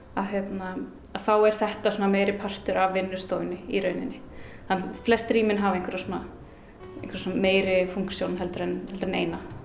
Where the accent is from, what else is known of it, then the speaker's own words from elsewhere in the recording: Akureyri, Northeastern Region, Iceland; also born or lived in Reykjavík / Hvolsvöllur / Denmark; Ég er hérdan frá Akureyri og uh, eh, ólst aðeins upp sem sagt fætt í Reykjavík og ólst aðeins upp á Kvólsvöldi en öll mín fjölskylda híðan